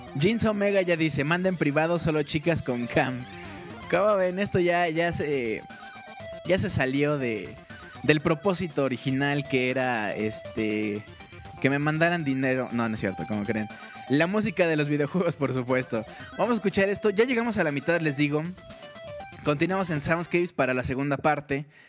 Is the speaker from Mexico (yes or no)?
yes; Mexico; nosotros somos de México